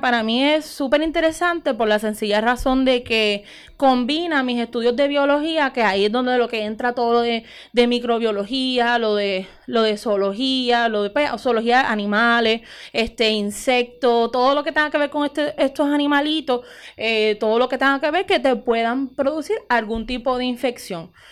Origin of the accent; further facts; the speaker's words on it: Utuado, Puerto Rico; moved away as an adult; also born or lived in Mayagüez; soy de aquí, nacida y criada en Utuado